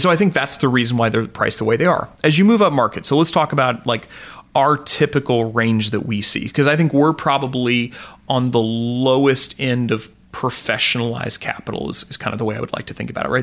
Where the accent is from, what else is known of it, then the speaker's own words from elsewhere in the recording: Joplin, Missouri, United States; I come from Joplin, Missouri, so uh, you know, farming community as well down there